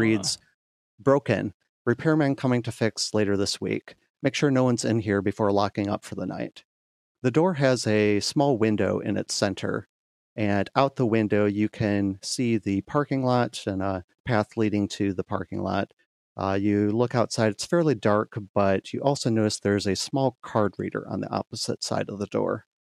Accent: Grand Rapids, Michigan, United States; my hometown of Grand Rapids, Michigan

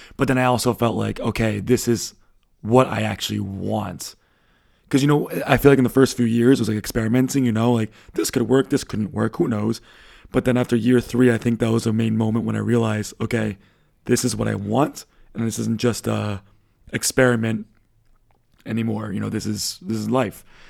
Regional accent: United States; first language English; moved away as an adult; now in Berlin, Germany; as an American like myself who never traveled anywhere

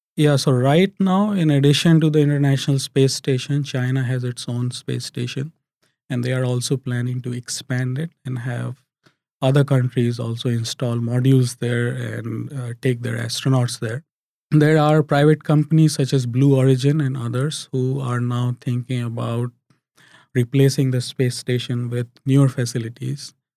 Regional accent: India; now in United Arab Emirates; as a kid growing up in India

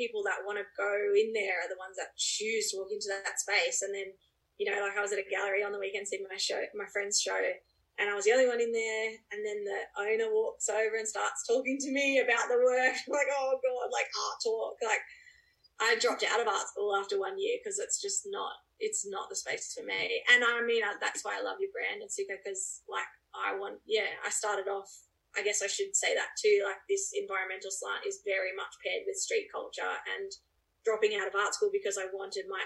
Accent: Braidwood, New South Wales, Australia; also born or lived in North America; I grew up here in Braidwood, where I'm on the property I'm on now

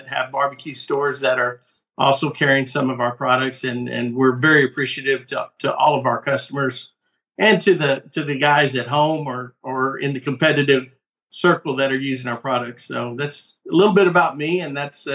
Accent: Fort Stockton, Texas, United States; I'm originally from West Texas. Shout out to Fort Stockton, my little hometown out in West Texas

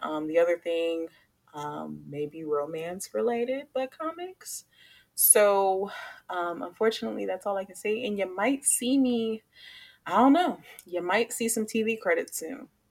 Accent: Chicago, Illinois, United States; now in Charlotte, United States; I'm from Chicago

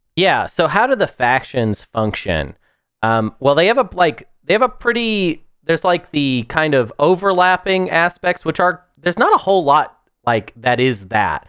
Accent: United States; I'm American

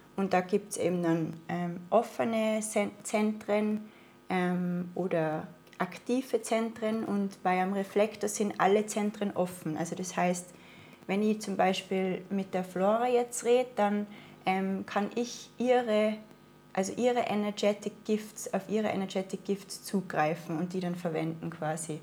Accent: Innsbruck, Tyrol, Austria; accent: Austrian dialect; moved away as an adult; now in Portugal; ich komme aus Tirol in Österreich, bin in Innsbruck geboren und ähm, war eigentlich einen Großteil meines Lebens auch dort

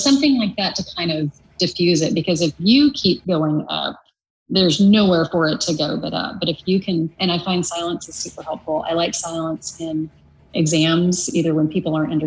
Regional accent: United States; moved away as an adult; also born or lived in Oklahoma / Kansas; now in California, United States; I grew up in Kansas and Oklahoma

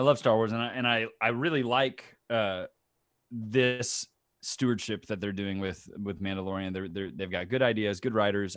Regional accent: Tomball, Texas, United States; also born or lived in Baton Rouge, Louisiana; I moved back to my hometown, Tomball, Texas

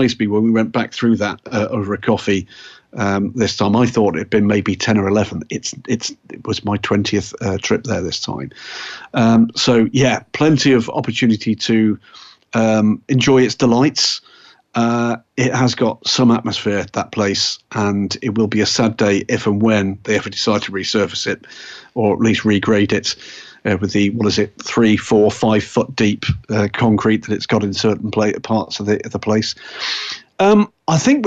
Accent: England, United Kingdom; as an English person

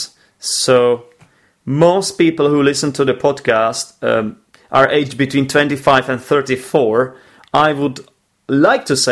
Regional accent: Czechia; the Czech Republic, my home country

